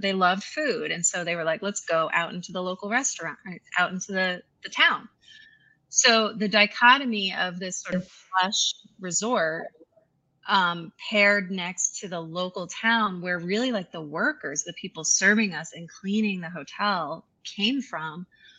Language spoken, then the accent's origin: English; Connecticut, United States; And I grew up in Connecticut, about an hour from Manhattan, and was fortunate enough to be able to go into New York City quite a bit as a child, but grew up in a pretty white, homogenous, upper middle class, small